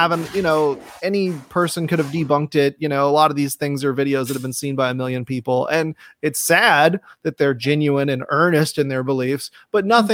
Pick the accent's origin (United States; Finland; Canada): United States; Atlanta, Georgia; now in South Texas, United States; I was born and raised in Atlanta